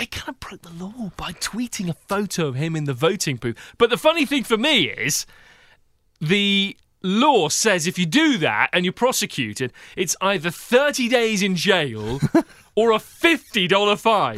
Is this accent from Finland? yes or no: no; United Kingdom; now in Seattle, United States; as a Brit